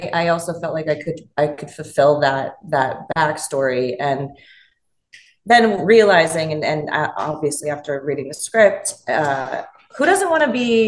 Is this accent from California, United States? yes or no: yes; Los Angeles, California, United States; I'm from, born and raised in Los Angeles